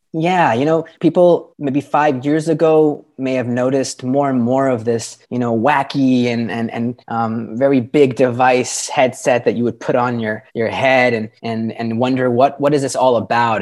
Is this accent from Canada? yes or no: yes; Canada; moved away as an adult; now in Lisbon, Portugal; I am a Canadian expat. I'm living in Portugal and in, in Lisbon